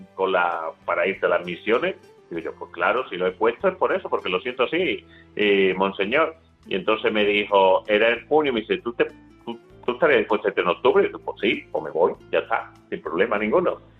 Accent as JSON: {"language": "Spanish", "country": "Spain", "also_born_or_lived": "Peru", "said": "como eran españoles igual que nosotros"}